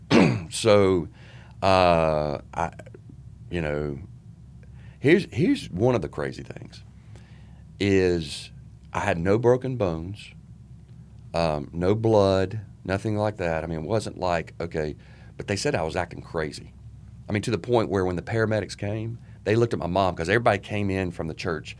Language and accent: English; Charlotte, North Carolina, United States; I grew up in Charlotte, um, went to Albemarle Road Junior High School